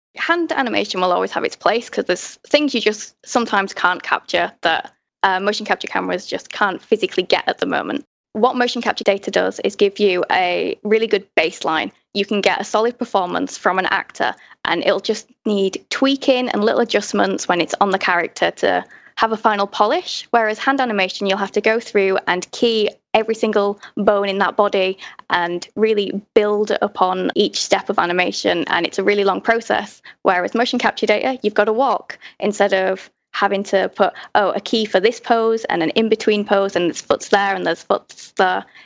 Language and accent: English; Hull, Yorkshire and the Humber, United Kingdom; now in London, United Kingdom; I grew up in Hull in the north of England